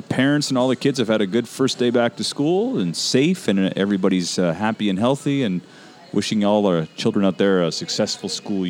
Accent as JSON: {"language": "English", "area": "Elmer", "region": "New York", "country": "United States", "tie": "born or raised there", "said": "growing up in Elmer"}